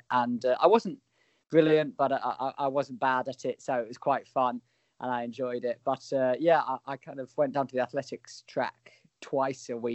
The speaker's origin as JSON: {"language": "English", "area": "just south of London", "region": "South East England", "country": "United Kingdom", "tie": "born or raised there", "said": "I was born just south of London in England, obviously. Grew up there until I was 19."}